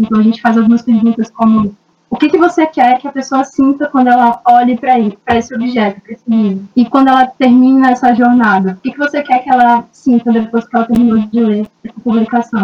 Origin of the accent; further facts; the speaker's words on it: Belém, Pará, Brazil; eu sou do Pará, nasci em Belém do Pará